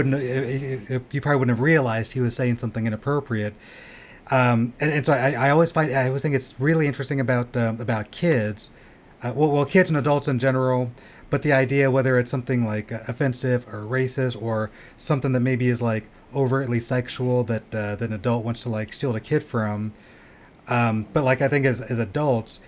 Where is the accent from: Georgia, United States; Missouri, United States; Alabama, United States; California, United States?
California, United States; Southern; I grew up in Southern California